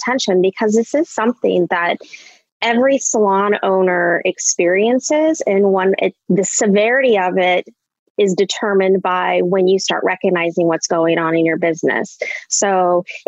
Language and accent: English; Anchorage, Alaska, United States; moved away as an adult; also born or lived in Ohio / Minnesota / Illinois; now in Chicago, United States; I was born and raised in Anchorage, Alaska.